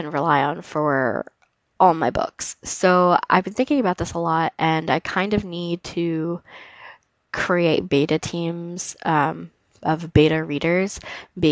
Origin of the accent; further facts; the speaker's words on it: DeLand, Florida, United States; moved away; growing up in DeLand and stuff like that has been, a big piece of who I am